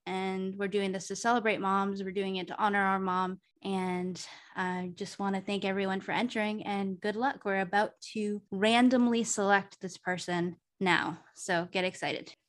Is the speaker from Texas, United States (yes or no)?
no; Massachusetts, United States; moved away as an adult; also born or lived in Arizona; I moved away from Massachusetts to Arizona for a period of time after I graduated college. And then I went home